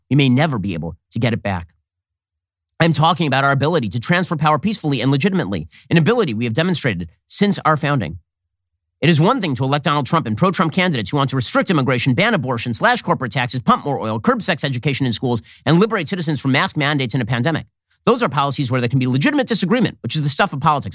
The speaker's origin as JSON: {"language": "English", "country": "United States", "said": "We're American citizens"}